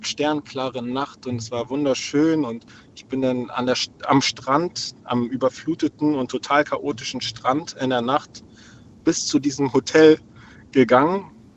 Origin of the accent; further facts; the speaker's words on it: Hamburg, Germany; also born or lived in Lübeck; Ich bin in Hamburg aufgewachsen, nee, in Lübeck geboren und in Hamburg aufgewachsen.